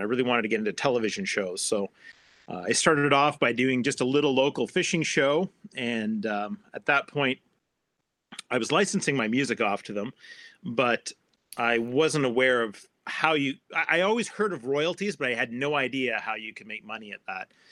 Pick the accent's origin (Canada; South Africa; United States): Canada; I'm a Canadian